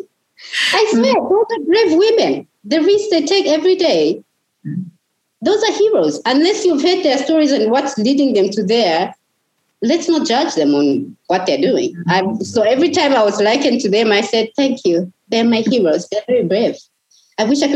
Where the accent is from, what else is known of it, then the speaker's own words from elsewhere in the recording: Chipata, Eastern Province, Zambia; We are both from Chipata. You know, we are all Zambian people.